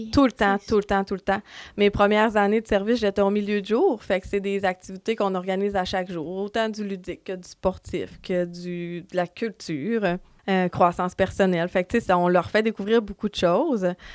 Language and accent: French; Dolbeau-Mistassini, Quebec, Canada; je viens de Dolbeau et euh, depuis toujours, j'ai resté à Dolbeau